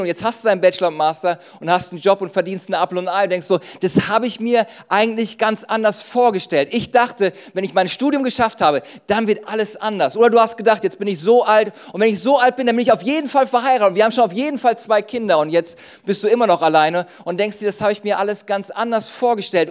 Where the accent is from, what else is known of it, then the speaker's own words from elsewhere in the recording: Düsseldorf, North Rhine-Westphalia, Germany; ich komme aus Düsseldorf